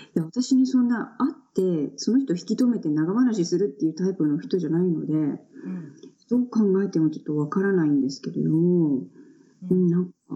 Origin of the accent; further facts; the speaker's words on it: Kisarazu, Chiba, Japan; 私は千葉県の木更津市の出身です。